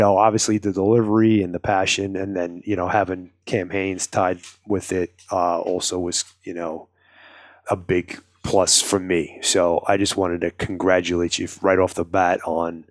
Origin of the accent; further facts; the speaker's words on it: New York City, New York, United States; accent: New York; now in Arizona, United States; So I'm originally from Brooklyn, if those of you have never heard it in my voice that I have a New York accent